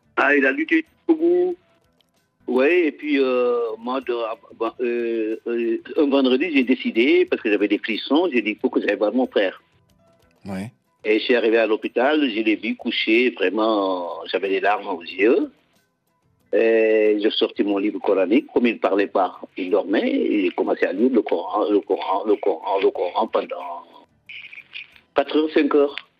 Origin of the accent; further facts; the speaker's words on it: Casamance, Senegal; la Casamance, notre région